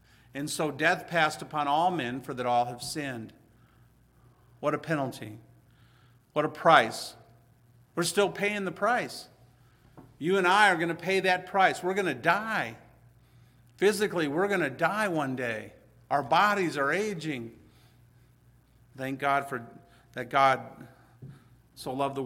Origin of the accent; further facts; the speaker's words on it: Hazel Park, Michigan, United States; I'm from Hazel Park